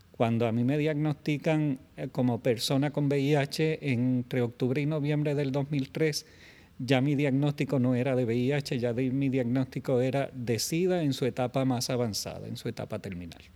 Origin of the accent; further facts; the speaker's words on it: Puerto Rico; moved away as an adult; also born or lived in San Juan metropolitan area, Puerto Rico; retornar entonces a mi pueblo porque familia sigue siendo familia